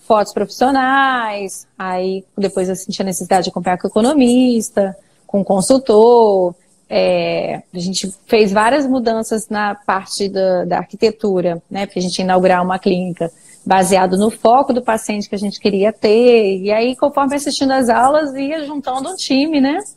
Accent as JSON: {"language": "Portuguese", "town": "Niterói", "region": "Rio de Janeiro", "country": "Brazil", "lives_now": "Cachoeiro de Itapemirim, Brazil", "said": "eu sou de Niterói, eu fiz UF, na Universidade Federal Fluminense"}